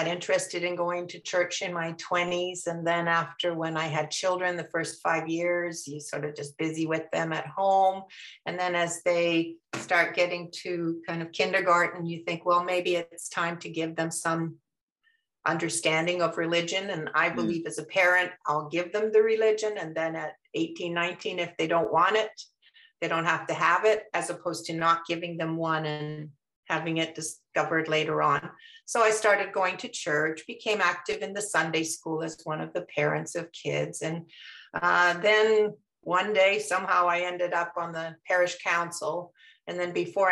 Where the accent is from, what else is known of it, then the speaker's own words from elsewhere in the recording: Canada; moved away as an adult; now in Maryland, United States; I was born in Canada. My parents ended up living in Canada